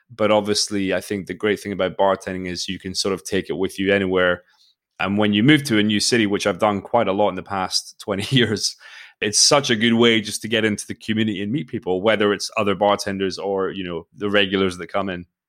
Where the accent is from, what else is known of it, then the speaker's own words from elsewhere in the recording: Forres, Scotland, United Kingdom; moved away as an adult; also born or lived in Australia / Spain; I grew up in Speyside, uh, in the northeast of Scotland